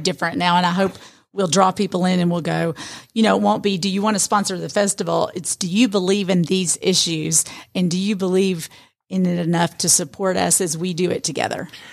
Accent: Atlanta, Georgia, United States; now in Rome, United States; living and growing up in Atlanta

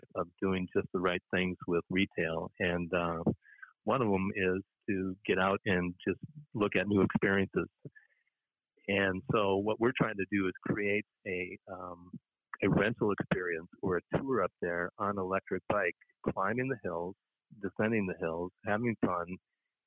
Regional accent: Minneapolis, Minnesota, United States; moved away as an adult; lived in different states after growing up in the Twin Cities area

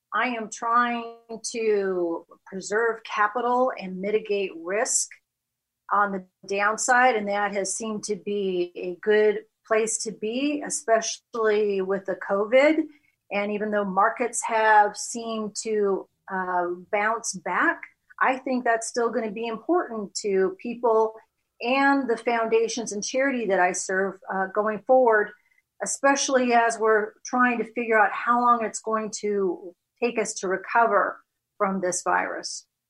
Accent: West Coast, United States; moved away as an adult; also born or lived in Chicago; now in Texas, United States; born and raised on the West Coast

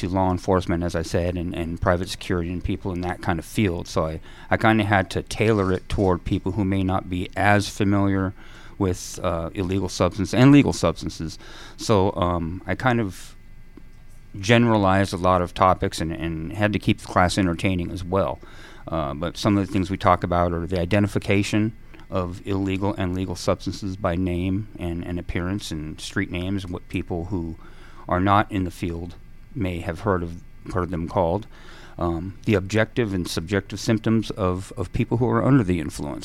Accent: San Diego, California, United States; moved away as an adult; now in Norcross, Georgia, United States; I'm a West Coast guy. I was born and raised in San Diego

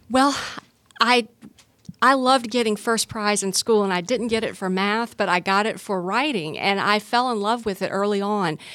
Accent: Gwinnett County, Georgia, United States; I grew up in Gwinnett County

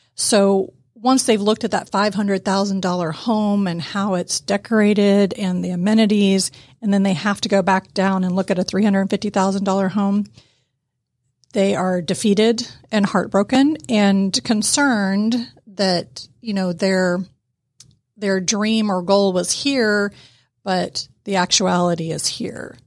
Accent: Atlanta, Georgia, United States; I grew up in East Cobb

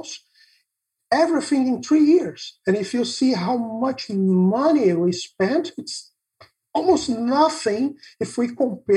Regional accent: Brazil; English is a second language; I'm from Brazil

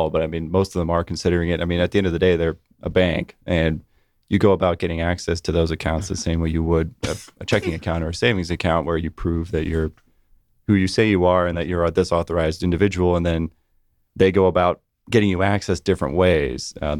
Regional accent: California, United States; I'm from California originally.

